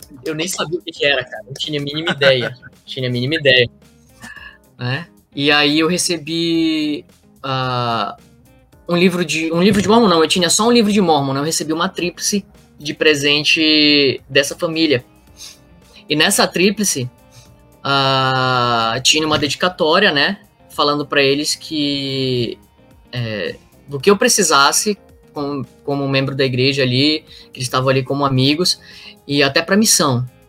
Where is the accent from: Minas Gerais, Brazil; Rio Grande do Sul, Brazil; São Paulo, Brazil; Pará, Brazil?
Pará, Brazil; Belém; moved away as an adult; quando eu saí de Belém